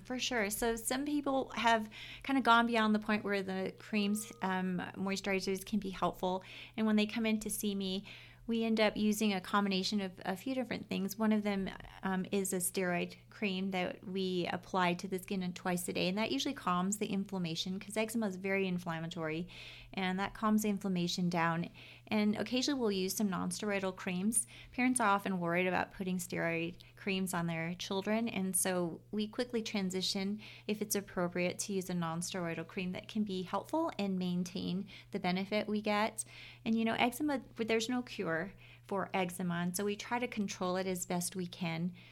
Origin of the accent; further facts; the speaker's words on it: Oahu, Hawaii, United States; moved away as an adult; now in Utah, United States; I was born and raised in Hawaii.